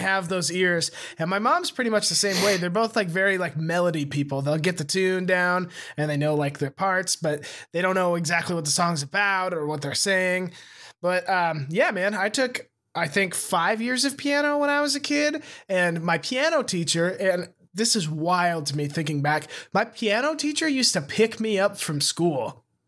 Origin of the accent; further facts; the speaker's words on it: Montana, United States; moved away as an adult; I moved away from Montana